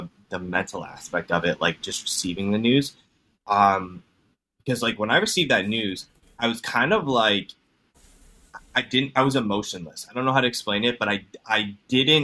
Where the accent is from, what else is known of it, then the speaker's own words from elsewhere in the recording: Cleveland, Ohio, United States; I'm from Cleveland, Ohio